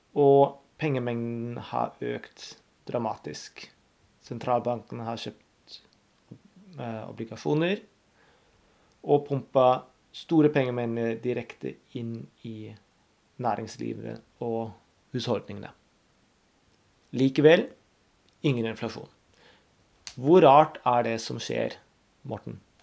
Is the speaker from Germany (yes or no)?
yes; Germany; moved away; Jeg er født og oppvokst i Tyskland